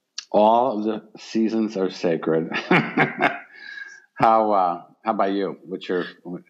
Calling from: Michigan, United States; I am down in Michigan, nor am I in the South.

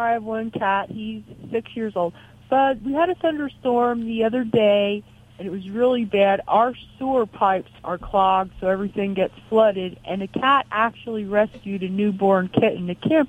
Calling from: Reading, Pennsylvania, United States; Reading, Pennsylvania, Reading, PA.

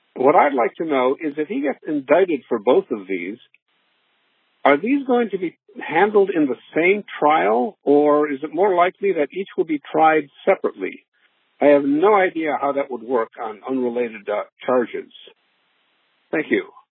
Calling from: Los Angeles, California, United States; I'm calling from Los Angeles

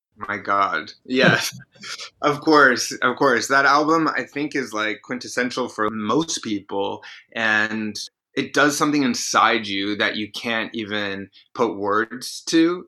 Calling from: New York City, New York, United States; I'm calling from New York City

